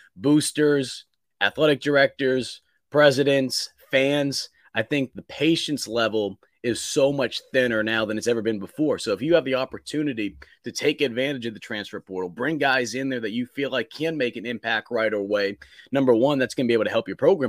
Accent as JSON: {"language": "English", "town": "Boston", "region": "Massachusetts", "country": "United States", "tie": "born or raised there", "also_born_or_lived": "Greenville, Mississippi", "moved": "as an adult", "lives_now": "Columbia, United States", "said": "I'm a Yankee. Um, I grew up in Boston"}